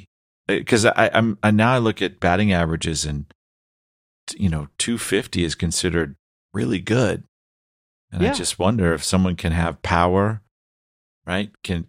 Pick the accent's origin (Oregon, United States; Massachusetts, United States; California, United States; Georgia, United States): Massachusetts, United States; Boston; I grew up in Boston. I'm a lifelong Boston fan.